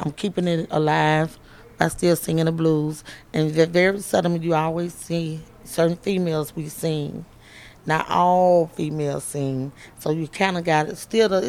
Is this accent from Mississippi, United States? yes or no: yes; Greenwood, Mississippi, United States; moved away as an adult; now in Holly Springs, United States; I'm the …, and I am here in Clarksdale, Mississippi. I am originally from LaFleur County, which is Greenwood, Mississippi, but I got married and moved to Marshall County, so I'm in Holly Springs, Mississippi.